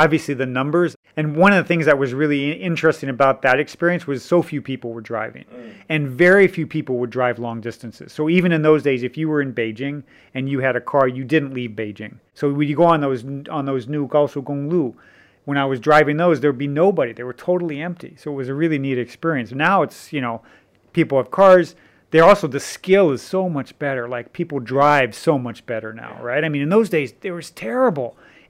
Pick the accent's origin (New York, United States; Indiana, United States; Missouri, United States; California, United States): Missouri, United States; You know, I grew up in Missouri in the United States, and everybody drives really early in Missouri, you know.